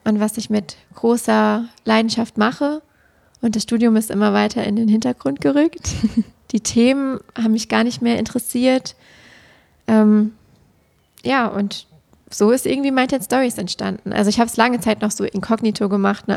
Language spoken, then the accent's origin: German; Siegen area, North Rhine-Westphalia, Germany; nach dem Abitur in meiner Heimat quasi geblieben, um in Siegen dann Lehramt zu studieren